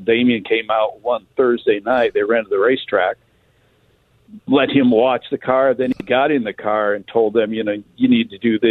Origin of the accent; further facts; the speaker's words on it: Detroit, Michigan, United States; I'm from Detroit, so Motown 60s and 70s.